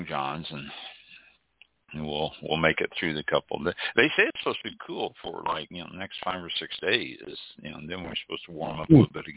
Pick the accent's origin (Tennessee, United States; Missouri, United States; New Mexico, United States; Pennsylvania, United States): Missouri, United States; North Kansas City; I was born and raised in North Kansas City